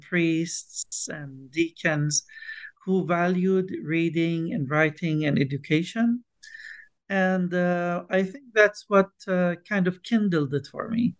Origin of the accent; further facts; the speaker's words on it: Bethlehem, West Bank, Palestine; I was born and raised in Bethlehem uh, in the West Bank in Palestine